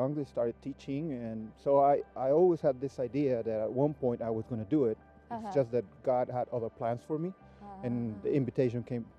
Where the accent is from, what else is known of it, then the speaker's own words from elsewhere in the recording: Baja California, Mexico; moved away as an adult; also born or lived in Mexico City, Mexico; now in Weimar, United States; Well, I was born in Mexico City, and my family moved when I was 7 years old to Baja California, and I spent the better part of my life there. Actually, everything I've done was in Baja